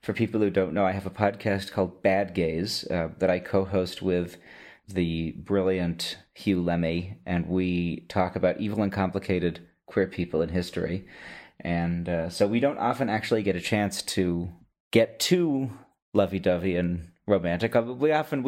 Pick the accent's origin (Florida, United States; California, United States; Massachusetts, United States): Massachusetts, United States; Boston; moved away as an adult; now in Berlin, Germany